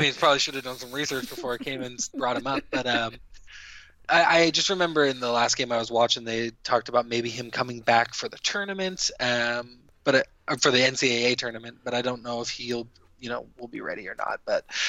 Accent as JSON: {"language": "English", "town": "Fort Collins", "region": "Colorado", "country": "United States", "said": "Sorry, like, that's just a hometown one for me. I'm from Fort"}